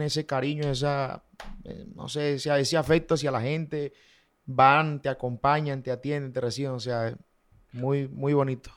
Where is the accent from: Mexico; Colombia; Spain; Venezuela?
Colombia; Valledupar, Cesar; also born or lived in Bucaramanga; nací en Bucaramanga, eh, me crié en Valledupar